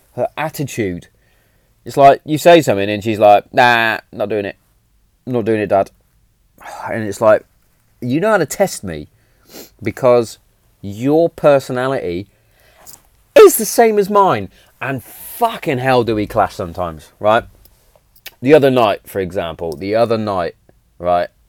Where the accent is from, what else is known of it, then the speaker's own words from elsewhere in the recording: Hereford, West Midlands, United Kingdom; Hereford's in England, and I was born in England. I'm English